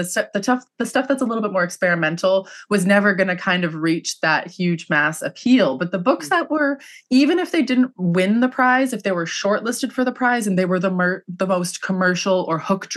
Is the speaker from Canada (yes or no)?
yes; Canada; also born or lived in London, England; I'm Canadian